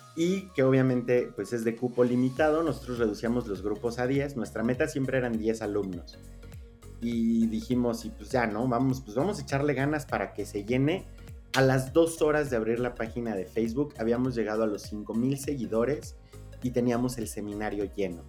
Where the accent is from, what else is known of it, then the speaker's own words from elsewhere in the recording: Mexico; como mexicano promedio